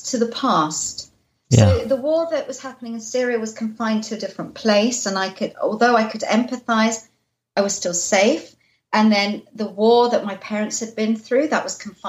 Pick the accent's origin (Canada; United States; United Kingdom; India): United Kingdom; London; I was born in London after the war